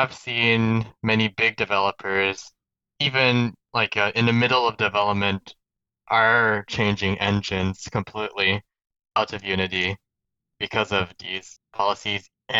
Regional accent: Canada; Nope, I'm from Canada. Okay. I was born in Canada.

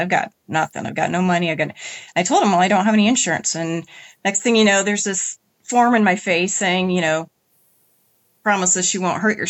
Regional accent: Indiana, United States; In Indiana.

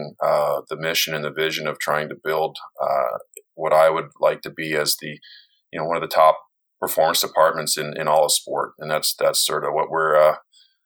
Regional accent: Toronto, Ontario, Canada; I'm born and raised in Toronto, Canada

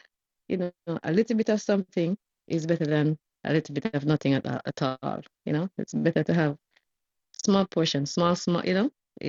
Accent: Jamaica; now in Miami, United States; I'm in Miami. I'm from Jamaica, but I live in Miami.

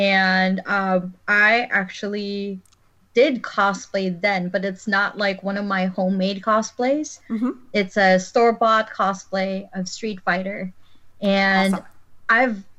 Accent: Philippines; now in Chicago, United States; I'm born and raised in the Philippines, and I now live in Chicago.

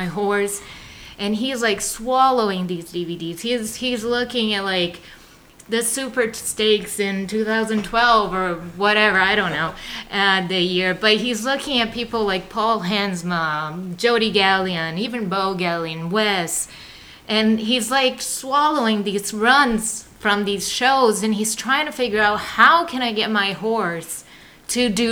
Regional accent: Salvador, Bahia, Brazil; moved away; I am from the northeast of the country. It's a state called Bahia. And the city is Salvador

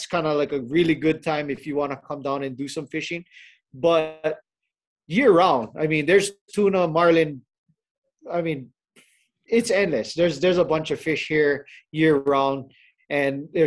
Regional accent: Hawaii, United States; born and raised in Hawaii

